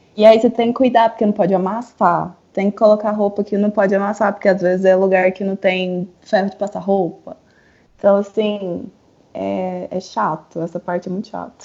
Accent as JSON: {"language": "Portuguese", "country": "Brazil", "also_born_or_lived": "Europe / Prague / Chile", "moved": "as an adult", "lives_now": "San José, Costa Rica", "said": "eu saí do Brasil em 2016"}